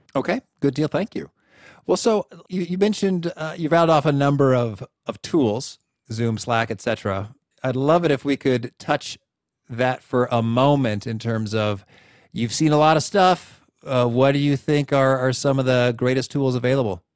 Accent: Central Illinois, United States; So I grew up in Central Illinois

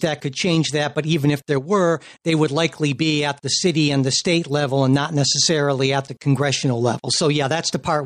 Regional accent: Springfield, United States; my hometown, Springfield

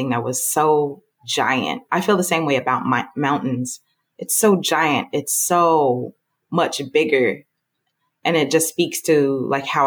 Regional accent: Southern Illinois, United States; moved away as an adult; also born or lived in Atlanta, Georgia; So I grew up in Southern Illinois in a town that you can only describe by referencing other larger cities.

